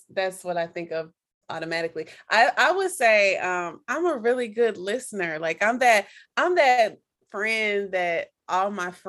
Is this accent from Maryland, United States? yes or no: no; Kansas City, Missouri, United States; moved away; I'm a Midwest transplant, so I am from Kansas City